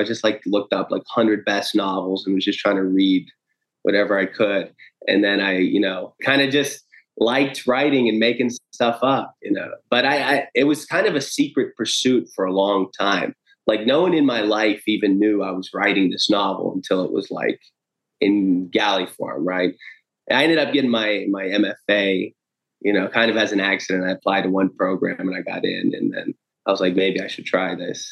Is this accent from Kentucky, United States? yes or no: no; Steubenville, Ohio, United States; also born or lived in Rio de Janeiro, Brazil; I was born in the United States in Ohio